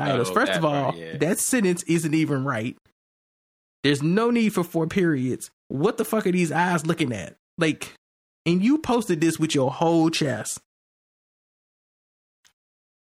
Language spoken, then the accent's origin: English; United States; I'm an American